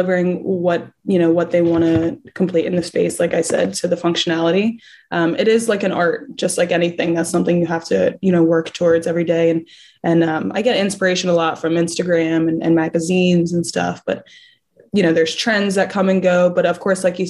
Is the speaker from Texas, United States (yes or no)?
no; Philadelphia, Pennsylvania, United States; moved away as an adult; now in Fort Lauderdale, United States; I moved to Fort Lauderdale from Philadelphia about a year and a half ago.